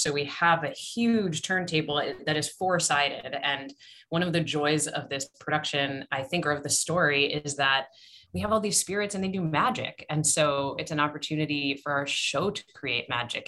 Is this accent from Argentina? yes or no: no; Canada; moved away; So I'm from Canada. My family in Canada